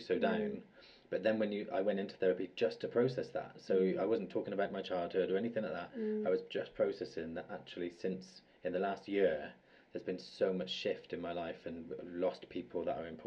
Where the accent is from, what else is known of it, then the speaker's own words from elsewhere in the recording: United Kingdom; as Brits